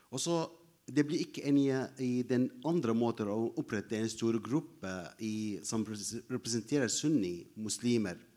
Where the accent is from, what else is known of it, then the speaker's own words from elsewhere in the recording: Mosul, Nineveh, Iraq; English is a second language; now in Norway; I am originally from Mosul, and I came back from Mosul for ten uh, days ago.